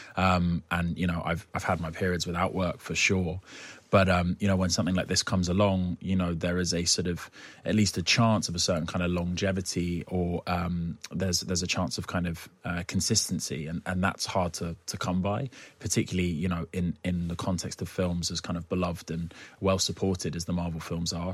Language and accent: English; United Kingdom; I'm too British